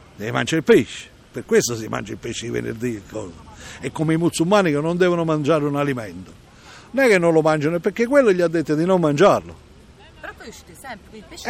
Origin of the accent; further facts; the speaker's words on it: Procida, Campania, Italy; now in Fiumicino, Italy; io sono originario di Procida, Napoli, isola di Procida